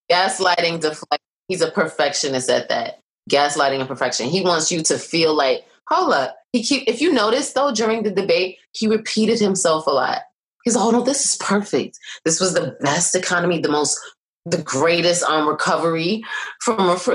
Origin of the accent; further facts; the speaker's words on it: Brooklyn, New York, United States; from Brooklyn, and I'm from Brooklyn.